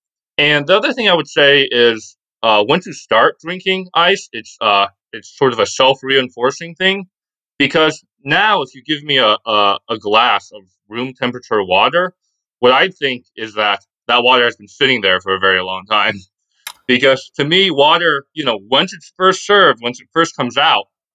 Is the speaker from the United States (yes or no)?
yes; the American South, United States; I grew up in the American South where it's just really hot all the time.